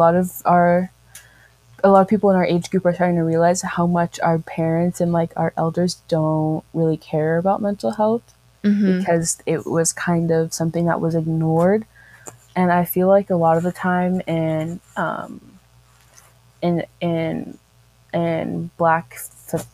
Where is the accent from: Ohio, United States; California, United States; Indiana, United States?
California, United States; San Diego; I'm from San Diego, California.